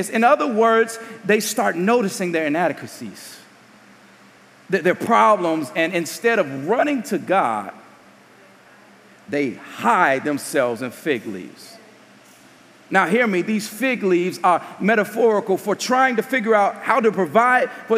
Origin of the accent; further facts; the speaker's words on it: Gary, Indiana, United States; I'm from Gary.